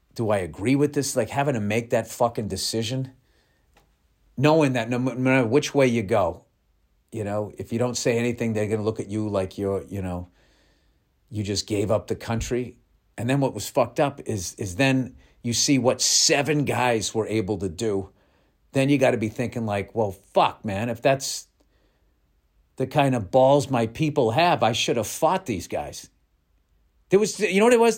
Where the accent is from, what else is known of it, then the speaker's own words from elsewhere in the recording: United States; I'm fucking American.